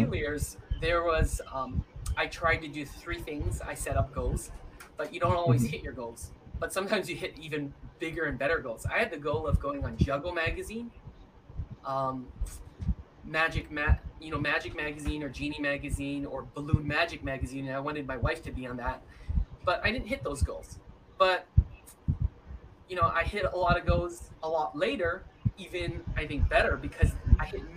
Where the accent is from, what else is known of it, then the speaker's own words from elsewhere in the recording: San Francisco, California, United States; I grew up in San Francisco